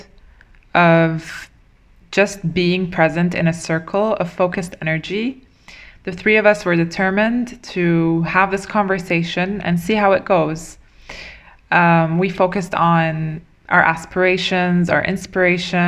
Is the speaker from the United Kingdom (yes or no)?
no; Dubai, United Arab Emirates; I was born and raised in Dubai.